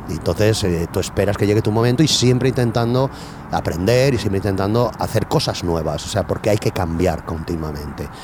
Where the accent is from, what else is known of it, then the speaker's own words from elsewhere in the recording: Benetússer, Valencian Community, Spain; un ambiente como mi pueblo, como Benetuser, o sea, un pueblo de la huerta